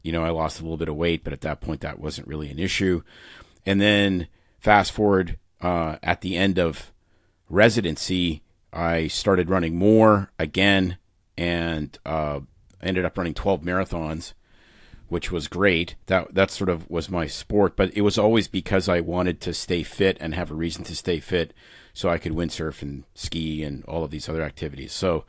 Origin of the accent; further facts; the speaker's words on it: Saskatoon, Saskatchewan, Canada; May and I both grew up in Canada. I grew up in Saskatoon, a city of, I don't know, it's about 300,000 people now in the prairies.